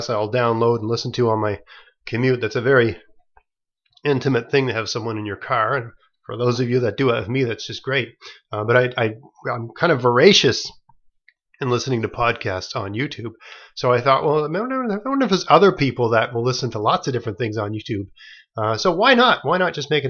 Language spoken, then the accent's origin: English; the Maritimes, Nova Scotia, Canada; I'm from the Maritimes, and here in this part of the world